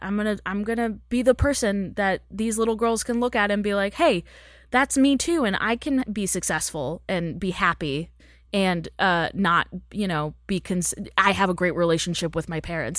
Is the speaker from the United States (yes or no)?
yes; Texas, United States; moved away as an adult; now in Los Angeles, United States; I grew up in Texas